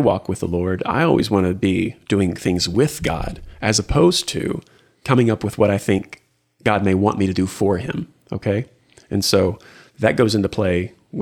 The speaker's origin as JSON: {"language": "English", "town": "Houston", "region": "Texas", "country": "United States", "tie": "born or raised there", "also_born_or_lived": "Lubbock, Texas / Austin, Texas", "lives_now": "Waco, United States", "said": "born and raised in Houston, spent time in Lubbock, lived in Austin, kind of back to Houston for some years"}